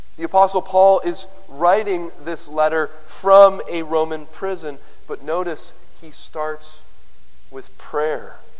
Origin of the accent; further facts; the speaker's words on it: Canada; I'm a Canadian